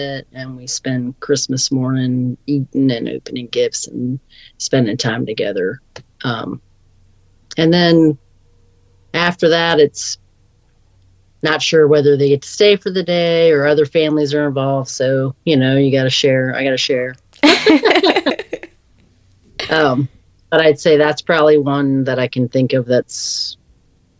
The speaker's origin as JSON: {"language": "English", "town": "Scotland", "region": "Maryland", "country": "United States", "tie": "born or raised there", "said": "I grew up down in Scotland, Maryland on Rodeo Beach, which was on the Chesapeake Bay. I think I was in fifth grade when we moved down there"}